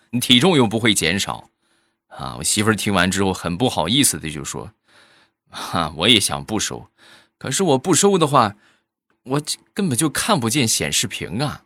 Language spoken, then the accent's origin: Chinese; Shandong, China; 我们山东